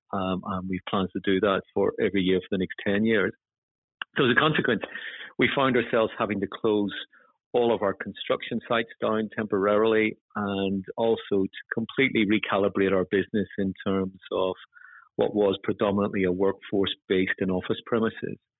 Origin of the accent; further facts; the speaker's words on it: Northern Ireland, United Kingdom; moved away; you probably get a sense from my accent that I come from Northern Ireland